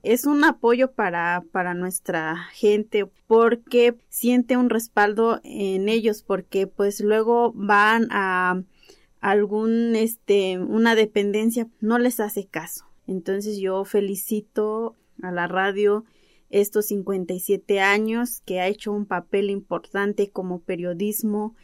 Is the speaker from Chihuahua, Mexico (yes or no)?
no; Atixtaca, Veracruz, Mexico; Yo soy de aquí de Atixtaca, municipio de Zacualpan, Veracruz